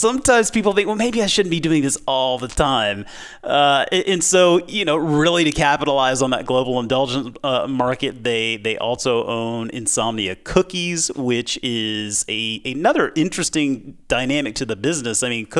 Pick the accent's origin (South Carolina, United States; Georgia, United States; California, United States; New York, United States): South Carolina, United States; Mount Pleasant; I mean, I grew up in Mount Pleasant, South Carolina, and I mean, Krispy Kreme was where it was at, right?